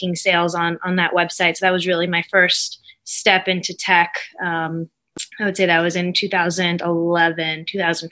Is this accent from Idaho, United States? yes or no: no; Las Vegas, Nevada, United States; born or raised there